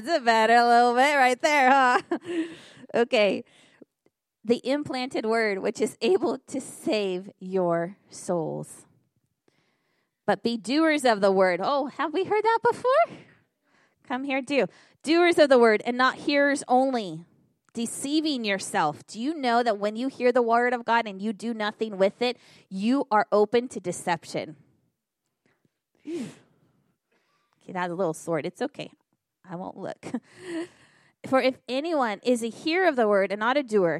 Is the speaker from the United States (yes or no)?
yes; Northern California, United States; moved away as an adult; now in Battle Creek, United States; When we moved to Michigan, I was raised in Northern California